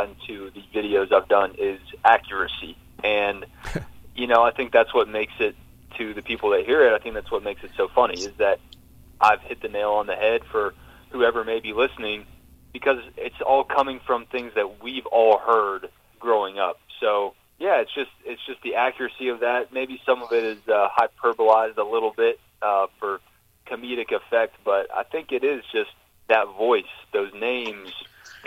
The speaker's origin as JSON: {"language": "English", "region": "Georgia", "country": "United States", "tie": "born or raised there", "said": "growing up in Georgia"}